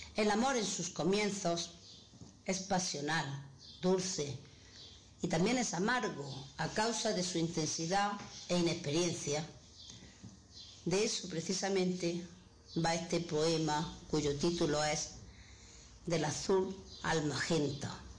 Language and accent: Spanish; Granada, Andalusia, Spain; soy de Granada